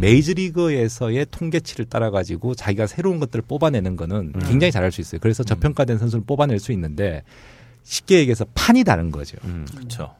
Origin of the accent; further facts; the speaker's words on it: South Korea; 저도 한국 사람이다 보니